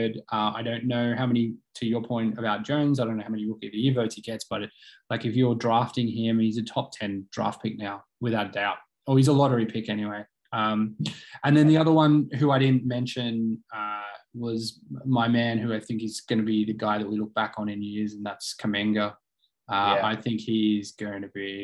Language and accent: English; Australia